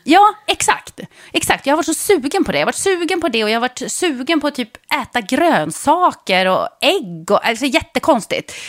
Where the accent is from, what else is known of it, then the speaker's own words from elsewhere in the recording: Jokkmokk, Norrbotten County, Sweden; moved away; jag bodde i Jokkmokk. Det var inte så att det fanns bussar i varje hörn.